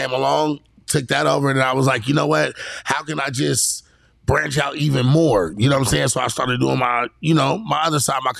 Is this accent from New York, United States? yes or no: no; San Diego, California, United States; I'm from the East, though. You know what I'm saying? So I grew up on the east side of town.